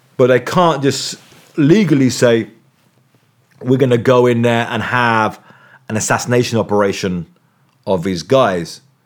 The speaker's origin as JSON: {"language": "English", "region": "England", "country": "United Kingdom", "said": "I'm from England."}